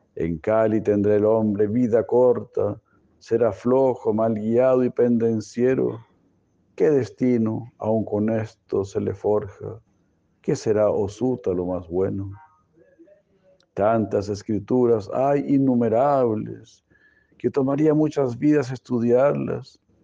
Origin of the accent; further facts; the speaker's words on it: Mexico; nuestro México querido